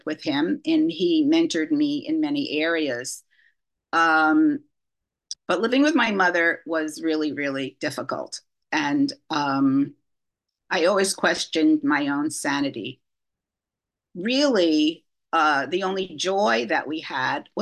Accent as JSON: {"language": "English", "town": "New York City", "region": "New York", "country": "United States", "tie": "born or raised there", "said": "I grew up in New York City to two parents who were survivors of the Holocaust."}